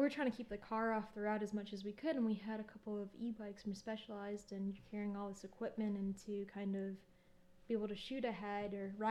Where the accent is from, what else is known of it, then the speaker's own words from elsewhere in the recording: Chicago, Illinois, United States; moved away; also born or lived in Alaska; I grew up in Chicago